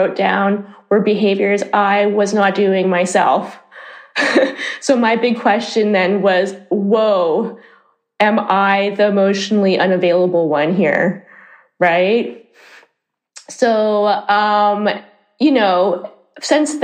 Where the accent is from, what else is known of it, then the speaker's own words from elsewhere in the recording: Canada; moved away as an adult; now in Amsterdam, Netherlands; I'm originally from Canada, and I've been living in Amsterdam for 17 years